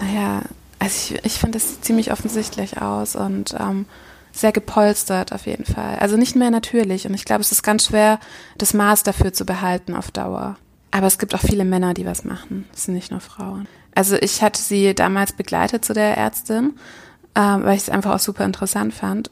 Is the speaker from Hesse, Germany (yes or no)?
no; Düsseldorf, North Rhine-Westphalia, Germany; ich komme aus Düsseldorf